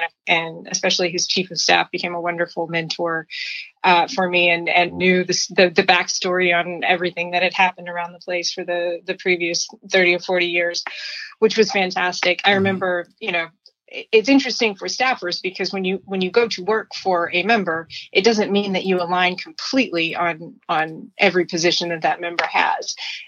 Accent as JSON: {"language": "English", "town": "Lexington", "region": "Tennessee", "country": "United States", "tie": "born or raised there", "lives_now": "Silicon Valley, United States", "said": "But I'll I'm originally from Lexington, Tennessee."}